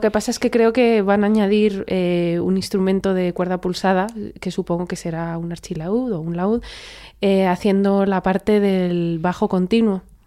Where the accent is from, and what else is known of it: Spain